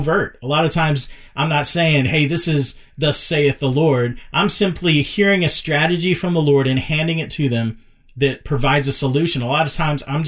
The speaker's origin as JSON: {"language": "English", "town": "Dallas", "region": "Texas", "country": "United States", "tie": "born or raised there", "said": "I grew up in South Oak Cliff in inner city Dallas"}